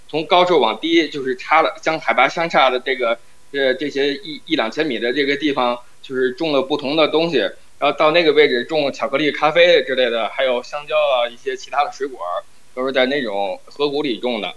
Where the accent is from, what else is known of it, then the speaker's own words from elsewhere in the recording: Tianjin, China; 我老家天津市